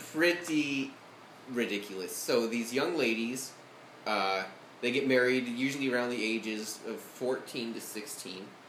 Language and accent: English; Arizona, United States; moved away as an adult; now in Athens, United States; I'm actually from Arizona.